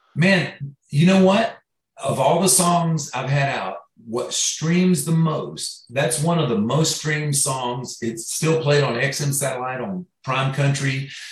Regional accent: Florida, United States; I grew up in Florida

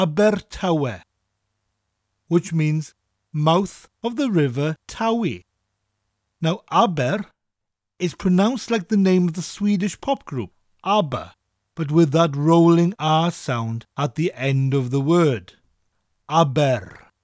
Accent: Swansea, Wales, United Kingdom; my hometown, Swansea, the second largest city in Wales, and the birthplace of Dylan Thomas.

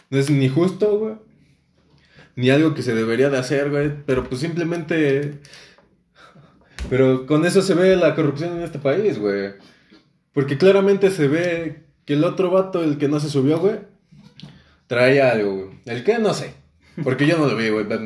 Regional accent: Mexico City, Mexico; Creo, creo que todos somos del DF. Creo que nadie nació en el estado.

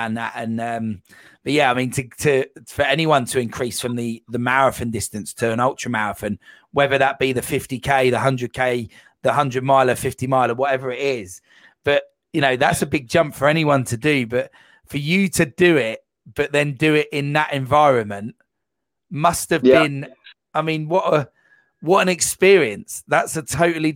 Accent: United Kingdom; being a British citizen

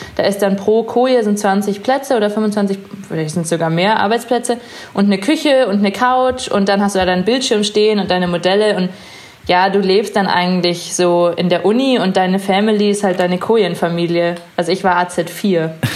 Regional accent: Chiemsee / Munich, Bavaria, Germany; also born or lived in Innsbruck, Austria / Hawaii; now in Munich, Germany; Ich bin unter anderem auch am Chiemsee aufgewachsen und war halt auch immer am Wasser

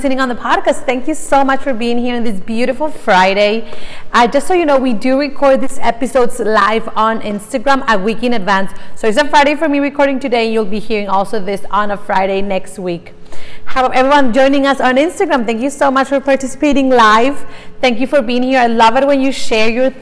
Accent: Mexico; English is a second language; moved away as an adult; I'm Mexican. I was born in Mexico, born and raised. I lived there all my life up until about 5 years ago

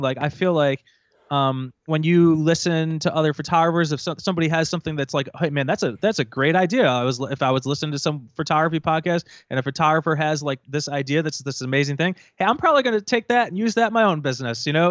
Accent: Rochester, New York, United States; also born or lived in Buffalo, New York; I'm originally from Rochester, New York, which is about, uh, you know, about an hour east of Buffalo

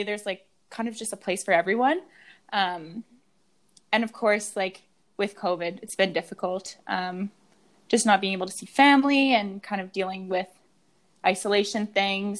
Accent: Moncton, New Brunswick, Canada; moved away as an adult; also born or lived in Montreal; now in Halifax, Canada; I grew up in Montreal and Moncton.

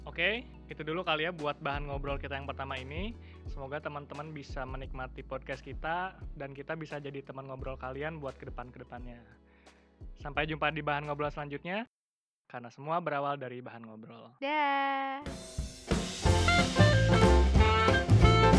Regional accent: Bandung, West Java, Indonesia; moved away as an adult; now in Yogyakarta, Indonesia; Aku dari Bandung asalnya.

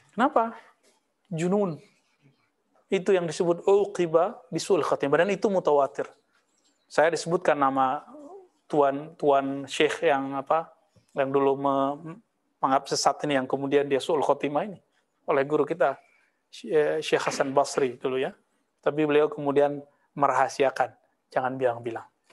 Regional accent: Payakumbuh, West Sumatra, Indonesia; moved away; kampung saya

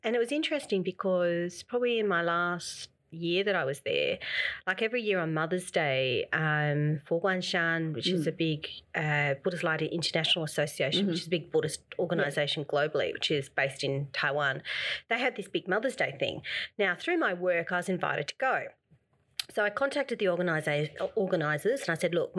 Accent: Australia; I'm an Australian woman

